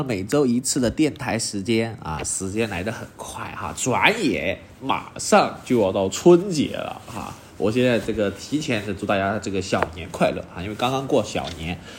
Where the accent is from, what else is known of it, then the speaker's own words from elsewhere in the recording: China; 那众所周知的原因就是我们这个红色也是我们中国人最爱的颜色啊。